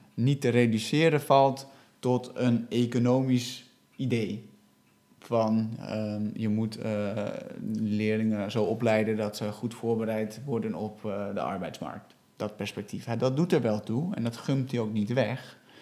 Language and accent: Dutch; Netherlands; wij als Nederlanders, die volledig Nederlandstalig zijn opgeleid